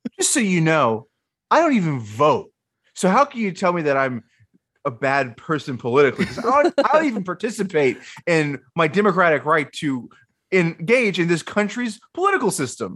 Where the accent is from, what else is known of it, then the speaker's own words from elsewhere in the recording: the South, United States; I'm from the South